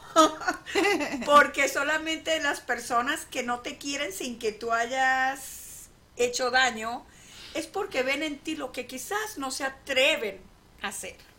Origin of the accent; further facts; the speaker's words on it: San Luis, Falcón, Venezuela; moved away; yo soy de San Luis, Estado Falcón, Venezuela, un pueblito